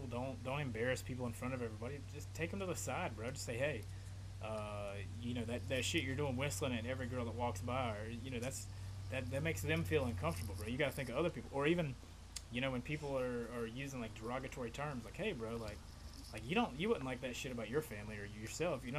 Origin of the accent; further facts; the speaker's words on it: Appalachia, United States; I'm like an Appalachian American, bro. I was raised in the Appalachian Mountains, where, in a way, like my way of life, like growing up, it was a little bit slower than like like I'm in Florida now